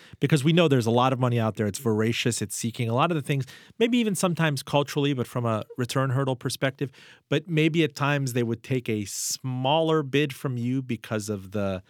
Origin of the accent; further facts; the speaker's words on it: Miami, Florida, United States; you have a couple of portfolio companies in Miami, my hometown.